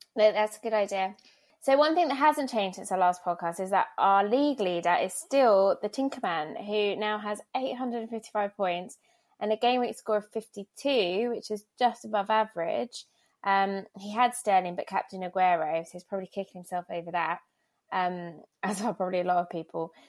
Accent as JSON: {"language": "English", "area": "Essex", "region": "East of England", "country": "United Kingdom", "tie": "born or raised there", "said": "I grew up in Essex as well"}